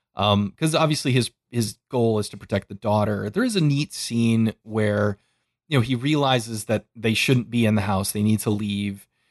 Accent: United States; I grew up in America

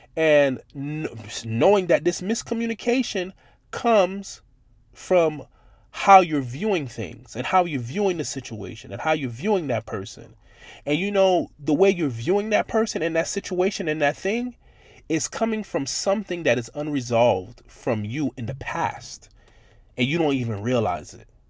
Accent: Miami, Florida, United States; growing up in Miami, Florida

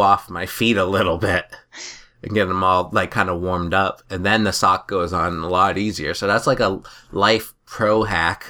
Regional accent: New Hampshire, United States; we're from New Hampshire

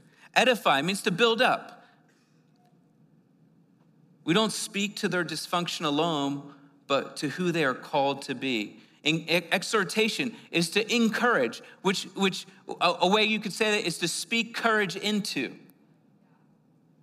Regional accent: Northeast, United States; now in New Mexico, United States; I was being like from the Northeast

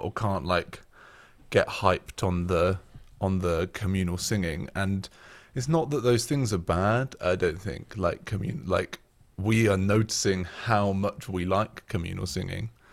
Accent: Oxford, South East England, United Kingdom; moved away as an adult; now in Sheffield, United Kingdom; I'm originally from Oxford, near the Cotswolds, which is why I don't sound like I'm from Yorkshire

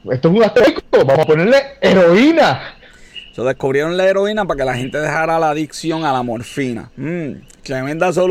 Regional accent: Puerto Rico; demuestra la capacidad que tenemos como puertorriqueños.

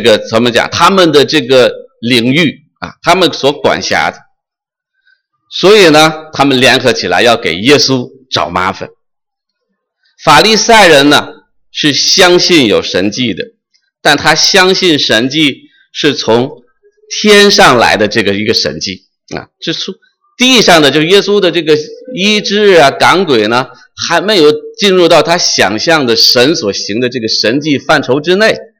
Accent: China; moved away; 我是生在红旗下，生在新中国，长在红旗下的一个彻头彻尾受无神论教育的这么一个人

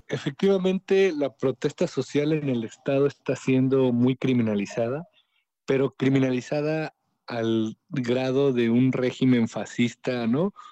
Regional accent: Oaxaca, Mexico; como oaxaqueños

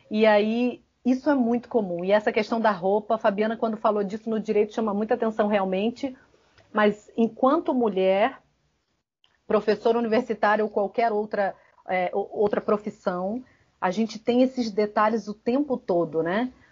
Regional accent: Rio de Janeiro, Brazil; now in Ceará, Brazil; Eu venho do Rio de Janeiro para o interior do Ceará e eu, como bióloga, tentei me encaixar num perfil padronizado do biólogo

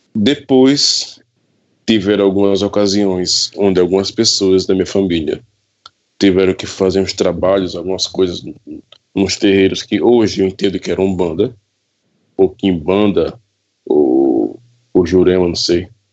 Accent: Pesqueira, Pernambuco, Brazil; Eu sou natural da, eu sou natural da cidade de Pesqueira, Pernambuco

